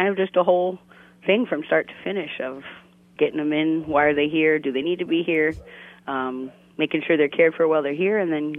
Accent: Northeast Ohio, United States; moved away as an adult; now in Florida, United States; I grew up actually in Northeast Ohio. I moved down here a little bit after college when my sister went to school down here.

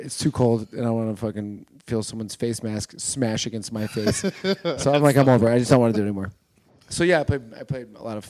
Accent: Chicago, Illinois, United States; moved away; Originally from Chicago.

